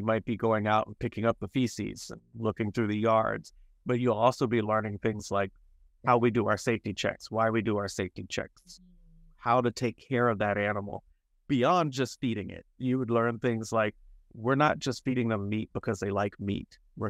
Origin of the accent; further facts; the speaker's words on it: North Carolina, United States; I was raised in North Carolina by two Black parents